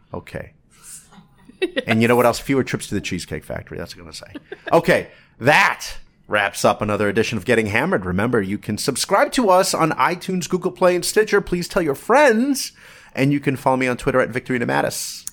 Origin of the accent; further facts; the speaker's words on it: Toms River, New Jersey, United States; I was a kid growing up in Toms River, New Jersey